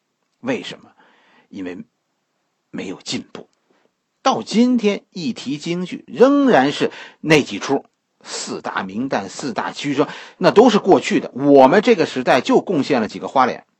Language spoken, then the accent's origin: Chinese; China; 我们做事可以不受约束，这是我们中国人，在很多外民族眼中的样子。